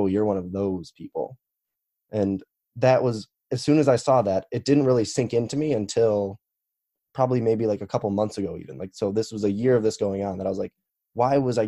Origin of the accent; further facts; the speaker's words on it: Chicago, Illinois, United States; now in Missouri, United States; I am 24 and I currently live in Missouri, but I am from Chicago